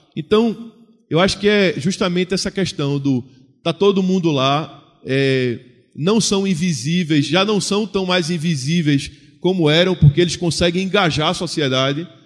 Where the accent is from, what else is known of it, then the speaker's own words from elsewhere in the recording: Recife, Pernambuco, Brazil; Eu sou do Nordeste brasileiro, eu sou de Pernambuco, Recife